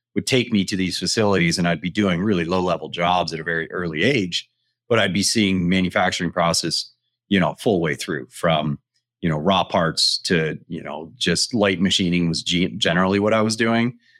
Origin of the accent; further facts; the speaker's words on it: Front Range of Colorado, United States; born and raised on the Front Range of Colorado.